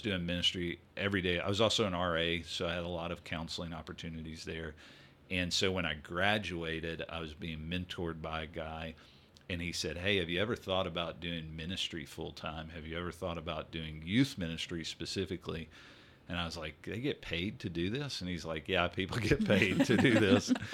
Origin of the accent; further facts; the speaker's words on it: Greenville, Mississippi, United States; moved away as an adult; also born or lived in Louisiana / New Jersey / San Antonio, Texas; now in Texas, United States; I grew up in, uh, the Delta of Mississippi, a town called Greenville